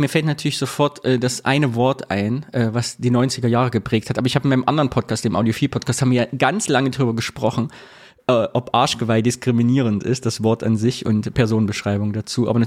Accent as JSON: {"language": "German", "region": "East Germany", "country": "Germany", "moved": "yes", "said": "Da wir geflohen sind aus dem Osten, ist das unser stiller ostdeutscher Gegenprotest, uns nicht tätowieren zu lassen."}